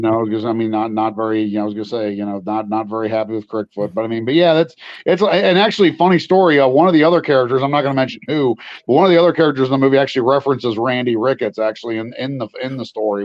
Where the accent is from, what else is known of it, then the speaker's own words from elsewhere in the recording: West Virginia, United States; I'm from West Virginia